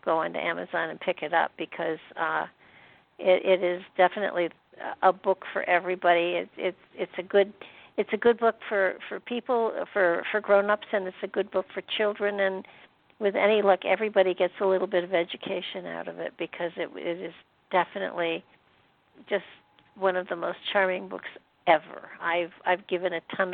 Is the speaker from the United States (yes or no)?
yes; New York, United States; moved away as an adult; also born or lived in Michigan; I was from New York.